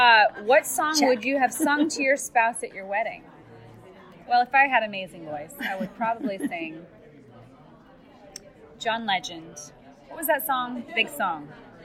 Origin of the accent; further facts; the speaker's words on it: Montana, United States; I'm from Montana. For a while, we didn't even have a speed limit.